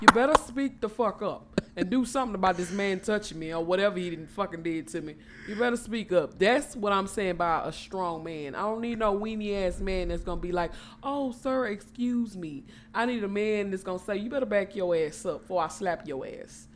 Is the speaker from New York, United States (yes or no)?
no; Port Arthur, Texas, United States; I'm from Port Arthur, Texas